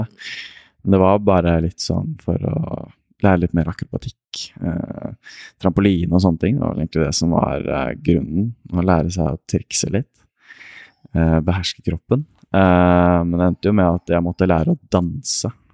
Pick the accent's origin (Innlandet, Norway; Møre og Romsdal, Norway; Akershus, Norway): Akershus, Norway; Asker; født og oppvokst i Asker